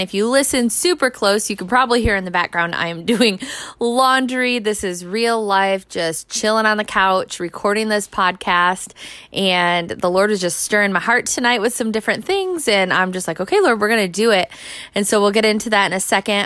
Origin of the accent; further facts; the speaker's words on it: United States; the American church